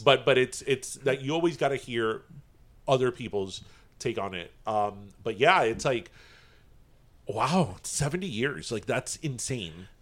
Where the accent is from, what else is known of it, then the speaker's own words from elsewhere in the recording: United States; as an American